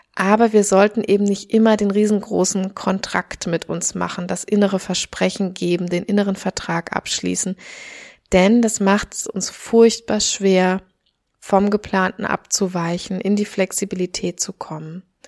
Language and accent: German; Germany; moved away; also born or lived in Australia; hier bei uns in Deutschland